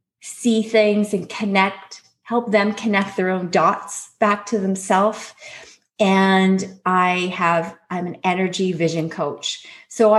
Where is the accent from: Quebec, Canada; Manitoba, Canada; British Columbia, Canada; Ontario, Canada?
British Columbia, Canada; North Shore; in my hometown